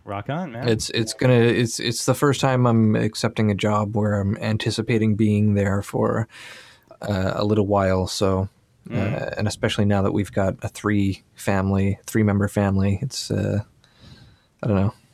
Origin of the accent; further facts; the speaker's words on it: Nova Scotia, Canada; also born or lived in Toronto / Sydney / Vancouver / San Francisco; I mean, we we're both from Nova Scotia, and we've both moved a little bit.